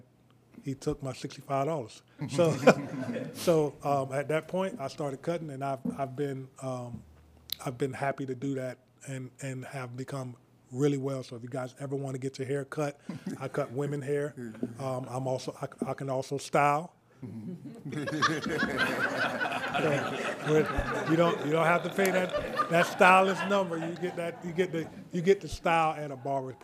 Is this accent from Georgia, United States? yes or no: yes; Savannah, Georgia, United States; now in Liberty County, United States; I'm actually from Savannah, Georgia. However, I attended here. Believe it or not, I went to Lewis Fraser and Bradwell, my 9th grade year, Bradwell